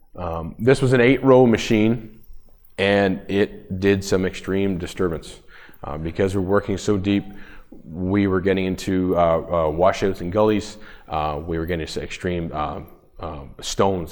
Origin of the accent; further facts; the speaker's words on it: Woodville, Ontario, Canada; I am from Woodville, Ontario, Canada, so we're about an hour north of Toronto.